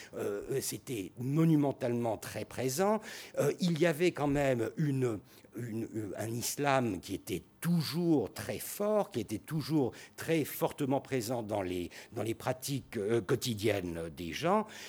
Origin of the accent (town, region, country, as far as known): Turkey